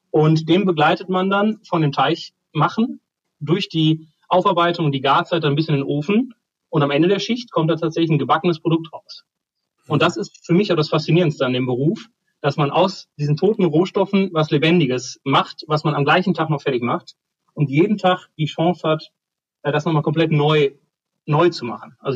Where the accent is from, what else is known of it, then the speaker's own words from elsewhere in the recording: North Rhine-Westphalia, Germany; wie man bei uns im Ruhrpott sagt, Arsch und Arsch.